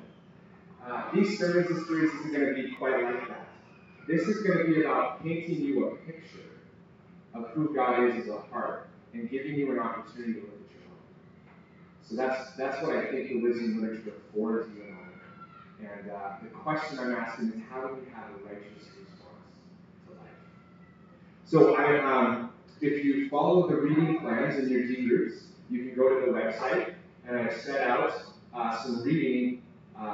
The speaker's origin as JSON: {"language": "English", "country": "United States", "moved": "yes", "said": "I'm originally from the States"}